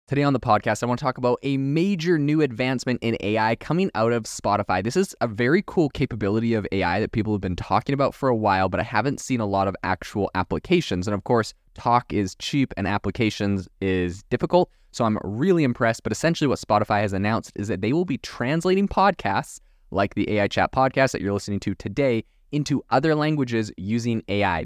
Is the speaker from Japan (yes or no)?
no; Canada; moved away; also born or lived in France; I'm from Canada originally, did not learn French in Canada, so I do not have a French Canadian accent.